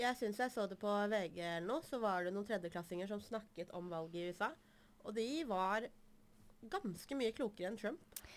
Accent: Toten, Innlandet, Norway; also born or lived in Iran; Jeg er fra Toten

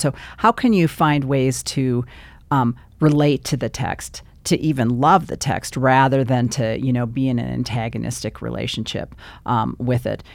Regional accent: Bismarck, North Dakota, United States; moved away; also born or lived in Chicago / Minneapolis; I was born in Chicago and then, uh, little time in Minneapolis, grew up in Bismarck.

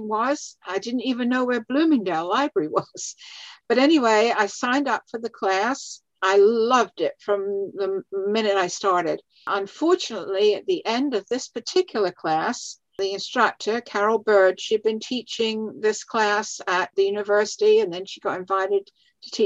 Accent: London, United Kingdom; moved away as an adult; also born or lived in South Dakota / Massachusetts; now in Valrico, United States; I was born in London, in England. And I lived there until I was about 22, actually.

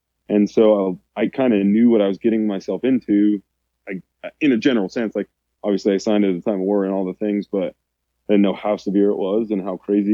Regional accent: Rifle, Colorado, United States; moved away; growing up, we lived in a town called Rifle, Colorado

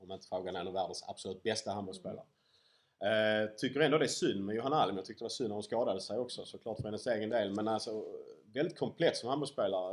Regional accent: Ystad, Skåne, Sweden; jag är från Ystad

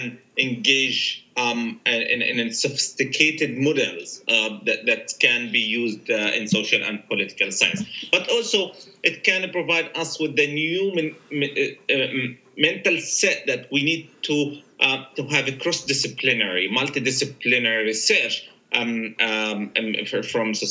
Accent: Gaza, Gaza Strip, Palestine; I was born in Gaza

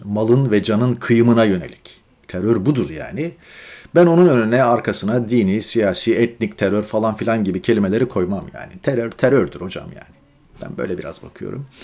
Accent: Turkey; moved away; memleketimiz yani. Orada doğduk, orada okullara gittik, devlet okullarında, devlet yurtlarında kaldık

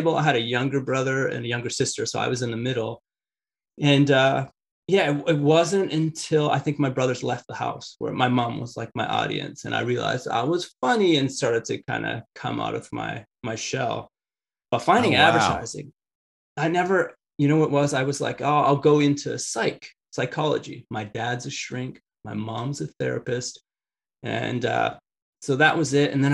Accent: Richmond, British Columbia, Canada; I grew up in Richmond. That's where the airport is.

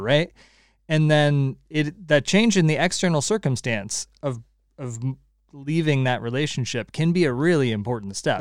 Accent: California, United States; now in Connecticut, United States; I'm still a Californian

